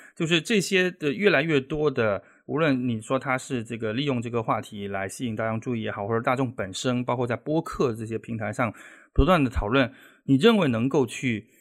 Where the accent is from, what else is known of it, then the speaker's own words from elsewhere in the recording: Guangdong, China; now in Shanghai, China; 在广东，呃，在我们老家也好